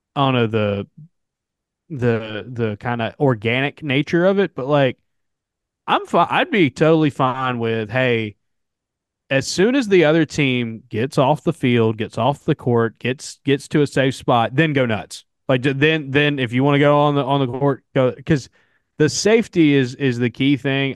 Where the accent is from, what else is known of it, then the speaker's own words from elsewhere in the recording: the South, United States; accent: southern; I've almost always just lived in the South my entire life